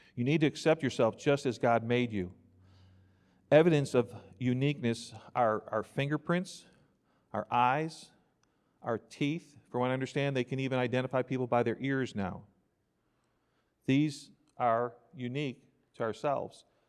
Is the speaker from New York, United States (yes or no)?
yes; New York, United States; now in Crockett, Texas, United States; I grew up in New York